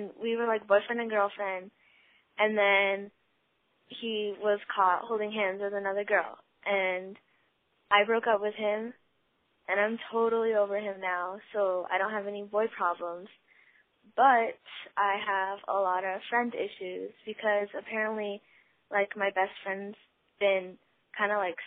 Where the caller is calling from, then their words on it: Colorado, United States; I'm calling from Colorado